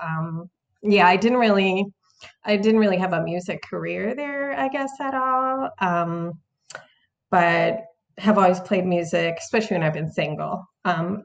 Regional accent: Minneapolis, Minnesota, United States; moved away as an adult; also born or lived in New York / Italy; now in Portland, United States; I was born in New York actually. But I moved to Minneapolis like as a teenager. And so my kind of formative years were there

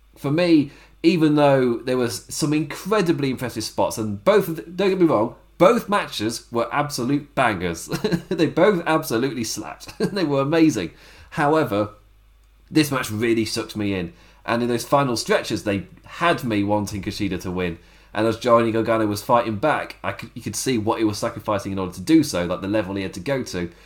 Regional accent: England, United Kingdom; Me being English

